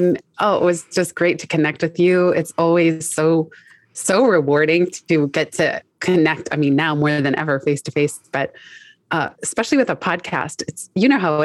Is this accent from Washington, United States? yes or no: no; San Francisco, California, United States; moved away as an adult; also born or lived in Los Angeles, California; now in New York City, United States; I am from San Francisco, California